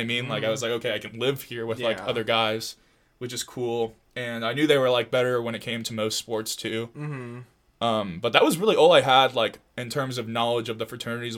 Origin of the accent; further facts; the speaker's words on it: Long Beach, California, United States; moved away as an adult; now in Irvine, United States; I'm from Long Beach